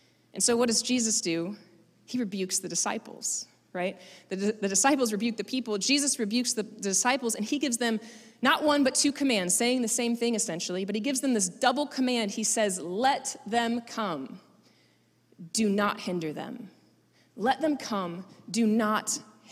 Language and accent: English; Florida, United States; I'm from Florida